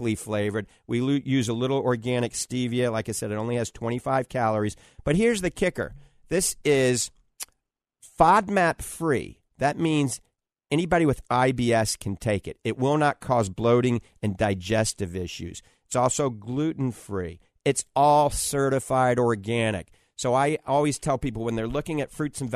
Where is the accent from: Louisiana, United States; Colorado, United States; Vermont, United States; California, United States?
Louisiana, United States; New Orleans; now in Tampa Bay, United States; I was born in New Orleans